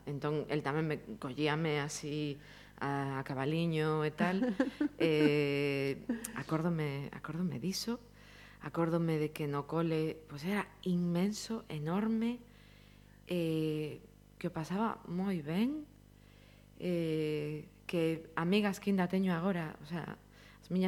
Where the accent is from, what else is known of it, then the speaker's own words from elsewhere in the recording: A Cañiza, Galicia, Spain; son da Cañiza, Cañiza centro